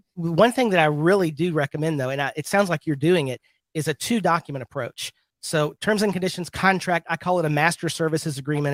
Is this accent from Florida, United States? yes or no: no; Birmingham, Alabama, United States; I'm from Birmingham, Alabama